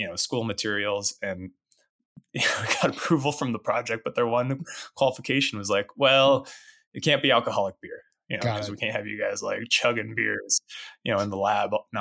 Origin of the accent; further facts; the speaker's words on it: Rangely, Colorado, United States; now in Denver, United States; I grew up in Western Colorado in a small town called Rangeley